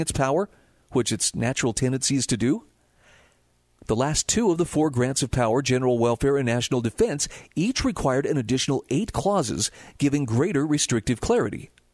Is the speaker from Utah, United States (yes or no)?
yes; Utah, United States; My home state of Utah